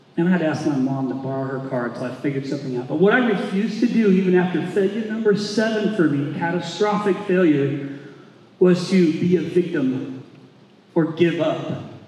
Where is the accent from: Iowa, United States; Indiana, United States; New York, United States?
Indiana, United States; moved away as an adult; now in Arizona, United States; I'm from Indiana.